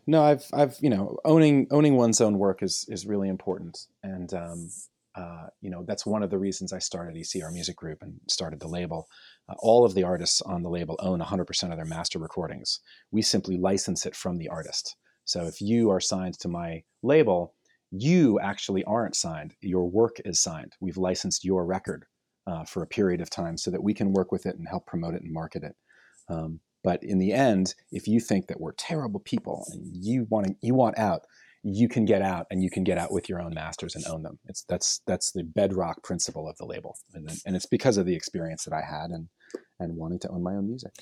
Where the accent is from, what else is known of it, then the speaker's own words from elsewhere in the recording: New York, United States; when I was a kid and I was growing up on the Lower East Side